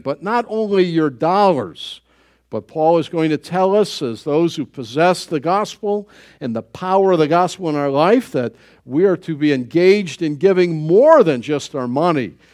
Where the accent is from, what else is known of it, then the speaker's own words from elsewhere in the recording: United States; I was born in the United States